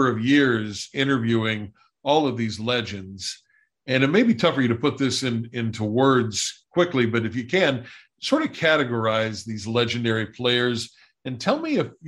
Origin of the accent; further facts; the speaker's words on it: West Virginia, United States; I grew up in West Virginia